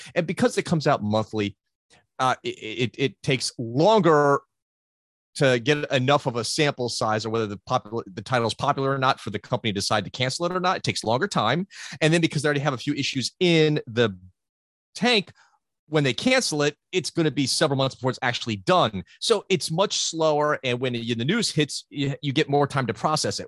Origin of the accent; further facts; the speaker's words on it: United States; growing up in the States